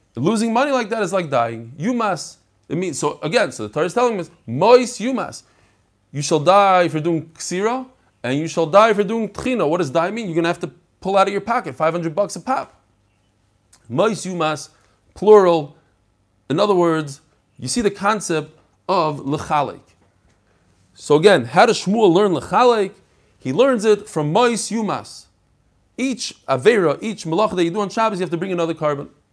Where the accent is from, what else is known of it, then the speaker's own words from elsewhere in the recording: New York City, New York, United States; I love Kensington. That's where I grew up.